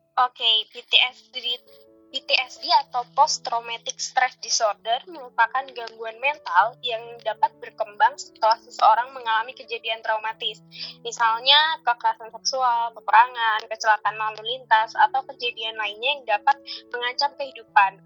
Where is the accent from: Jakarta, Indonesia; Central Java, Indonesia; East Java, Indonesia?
Central Java, Indonesia; Magelang; now in Bandung, Indonesia; aku aslinya Magelang